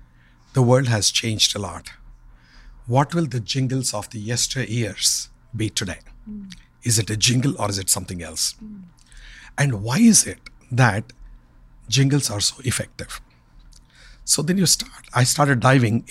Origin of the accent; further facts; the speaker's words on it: India; moved away; Growing up in India, we never had television